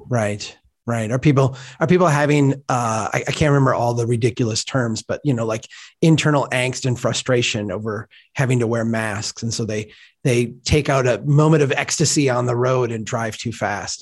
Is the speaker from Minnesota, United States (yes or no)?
yes; Brainerd, Minnesota, United States; Gregory Park in my hometown